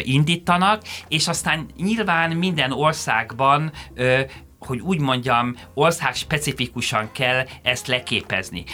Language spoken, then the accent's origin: Hungarian; Hungary; én magyarként